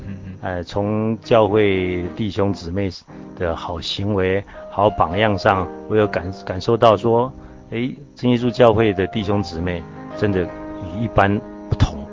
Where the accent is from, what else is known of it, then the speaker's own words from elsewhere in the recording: Taiwan; also born or lived in Jiangsu (ancestral); 我是从大陆来的，在台湾生的